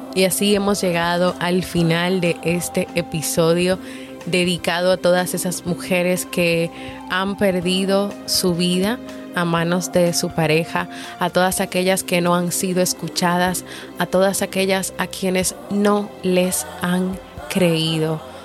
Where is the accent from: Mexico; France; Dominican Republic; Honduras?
Dominican Republic; en mi país, República Dominicana